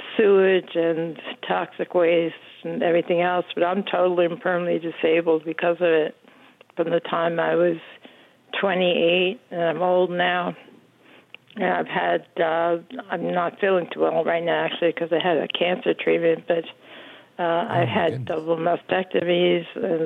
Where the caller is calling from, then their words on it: St. George, Utah, United States; St. George, Utah, yeah.